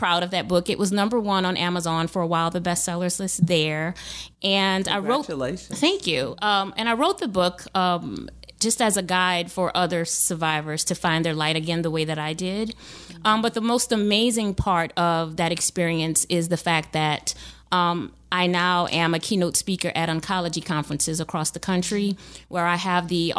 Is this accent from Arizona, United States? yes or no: no; New Orleans, Louisiana, United States; moved away as an adult; also born or lived in Lafayette, Louisiana; now in Baton Rouge, United States; I was born and raised in New Orleans